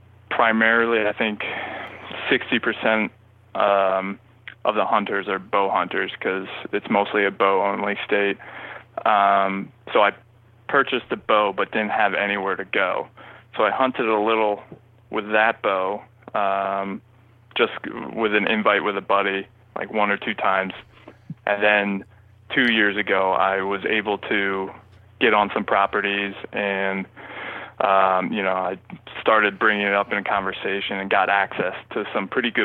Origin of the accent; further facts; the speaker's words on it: New Jersey, United States; But growing up in New Jersey, there's not that many hunters, so we had like the lowest you know, hunting population per population in the state.